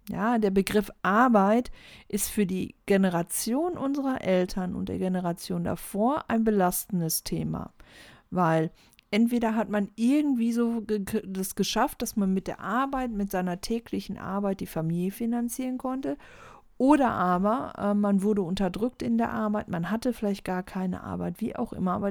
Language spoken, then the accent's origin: German; Germany; moved away as an adult; ich bin in Deutschland aufgewachsen, ich bin hier groß geworden und bin dann erst mit ähm, Anfang 20 habe ich den Schritt gemacht in die große weite Welt